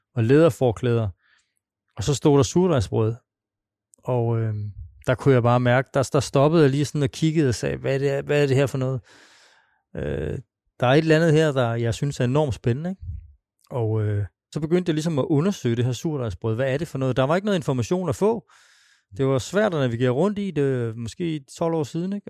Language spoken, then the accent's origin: Danish; Svendborg, Southern Denmark, Denmark; moved away; oprindeligt er jeg fra Svendborg